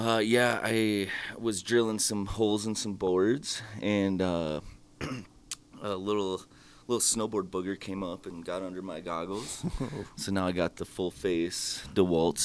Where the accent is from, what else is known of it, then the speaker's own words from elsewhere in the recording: Worthington, Iowa, United States; I grew up out there in Worthington, Iowa, right outside of Dyersville